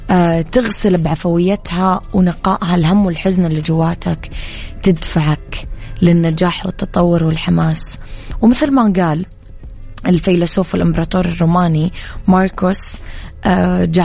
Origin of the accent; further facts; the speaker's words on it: Eastern Province, Saudi Arabia; بما أني من الشرقية سهل أروح البر والبحر والمزارع